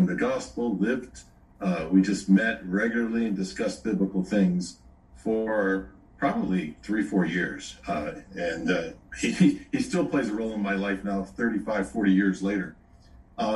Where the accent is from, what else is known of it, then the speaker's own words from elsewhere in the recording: Chicago, Illinois, United States; moved away as an adult; now in Owensboro, United States; I grew up in the Chicago area, and now for the last 30 some years, my wife and I have been living in the state of Kentucky, a small burg, it's called Owensboro